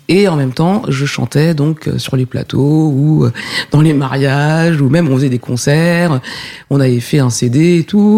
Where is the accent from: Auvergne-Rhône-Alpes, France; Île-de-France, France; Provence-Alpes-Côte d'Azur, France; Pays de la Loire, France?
Île-de-France, France; Essonne; also born or lived in Paris; suis né à Paris et j'ai grandi en banlieue, dans l'Essonne